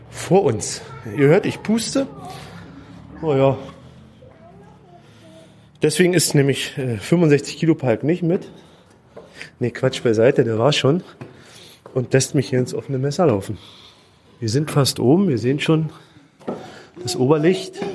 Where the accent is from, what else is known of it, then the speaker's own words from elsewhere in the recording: Cottbus, Brandenburg, Germany; moved away as an adult; ich komme ja aus Cottbus, bin dann vor sieben Jahren weggezogen, bin immer noch gerne